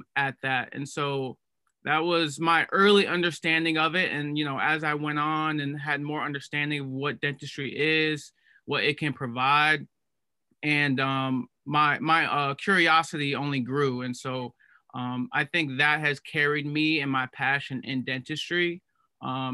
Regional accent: Cleveland, Ohio, United States; moved away as an adult; now in Boston, United States; I'm originally from Cleveland, Ohio, and right now I'm at Tufts University

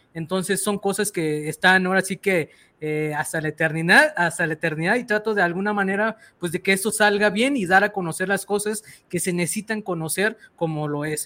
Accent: Mexico; así somos los mexicanos

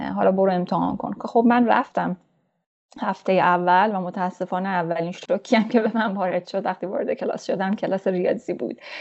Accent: Mashhad, Razavi Khorasan, Iran; moved away as an adult; also born or lived in Torbat-e Jam, Iran / Herat, Afghanistan (family origin); من در شهر کوچک تربت جام به دنیا اومدم و دبستان رو اونجا تمام کردم بعد از اون به خاطر شغل پدر ما مشهد رفتیم و اونجا راهنمایی دبیرستان رو تمام کردم

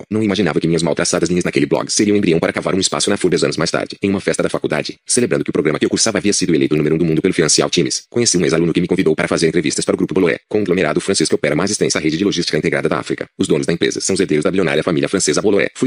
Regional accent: São Paulo, Brazil; Quem sou eu? Nasci e cresci em São Paulo, capital financeira da América Latina.

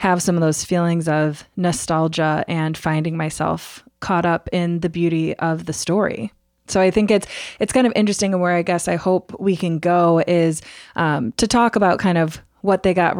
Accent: Michigan, United States; I grew up in Michigan

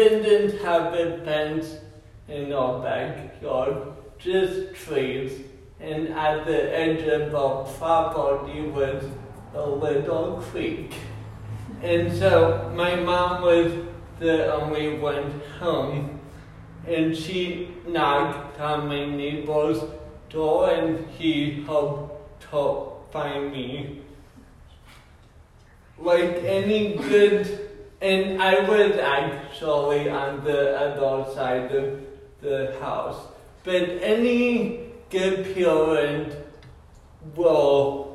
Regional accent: Colorado, United States; moved away; I grew up in Colorado

